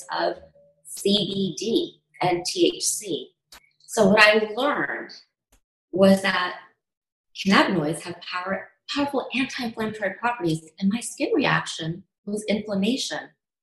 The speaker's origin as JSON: {"language": "English", "town": "Pittsburgh", "region": "Pennsylvania", "country": "United States", "tie": "born or raised there", "also_born_or_lived": "India", "moved": "as an adult", "lives_now": "Washington, DC, United States", "said": "I was born in India, raised in Steelertown in Pittsburgh, Pennsylvania, and came to DC for my medical education."}